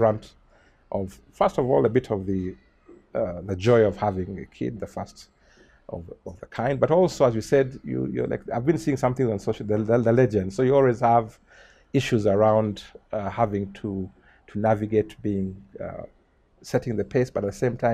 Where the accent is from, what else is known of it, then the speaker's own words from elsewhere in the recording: Kampala, Central Region, Uganda; also born or lived in Kashari; lucky that we were born, or we grew up in Makeri, from around 1970